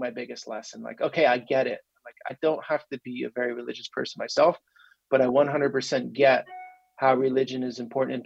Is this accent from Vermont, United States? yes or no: yes; Vermont, United States; moved away as an adult; also born or lived in Ukraine; I grew up in Vermont, and, you know, there's not much exposure to anything in Vermont, sort of a bubble